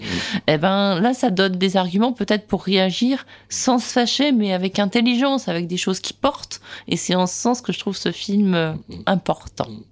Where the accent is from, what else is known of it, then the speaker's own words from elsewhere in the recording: France; je suis française